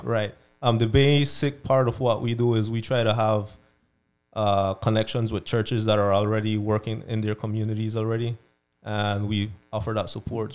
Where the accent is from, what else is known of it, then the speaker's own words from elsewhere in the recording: Belize; moved away; I'm from Belize originally.